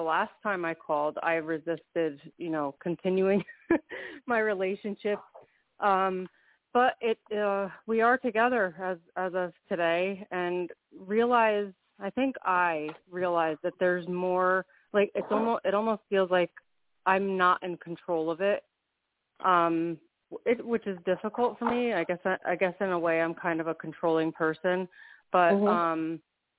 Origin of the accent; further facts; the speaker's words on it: New York, United States; from New York